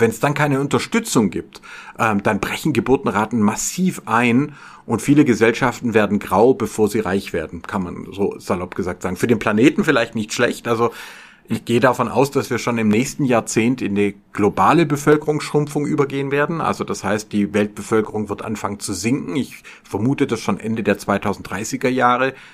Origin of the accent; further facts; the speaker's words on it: Filderstadt, Baden-Württemberg, Germany; in dem äh, Filderstadt Silmingen, wo ich aufgewachsen bin